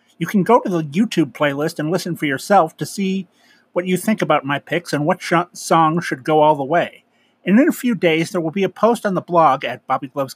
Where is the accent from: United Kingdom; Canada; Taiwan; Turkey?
Canada; I'm Canadian